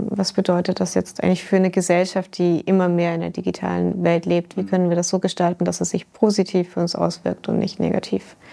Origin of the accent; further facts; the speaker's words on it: Germany; moved away; Ich komme ja ursprünglich aus Deutschland. Ich vermisse es auch ab und zu, aber die deutsche akademische Landschaft ist äh, nicht immer ganz so einfach zu navigieren.